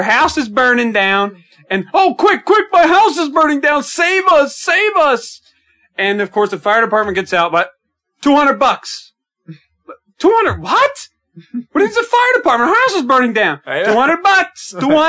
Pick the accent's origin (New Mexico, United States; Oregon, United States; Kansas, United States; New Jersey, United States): New Jersey, United States; cause I grew up in New Jersey.